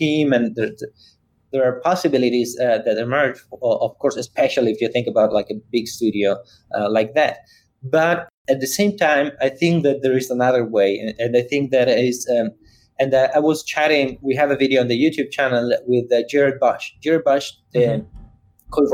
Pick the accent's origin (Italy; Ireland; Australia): Italy; moved away; I'm from Italy, so I was in Milan